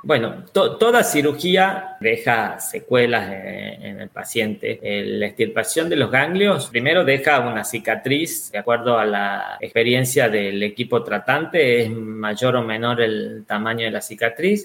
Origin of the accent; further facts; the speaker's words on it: Argentina; now in Valencia, Spain; actualmente soy argentino y actualmente estoy viviendo en España en Valencia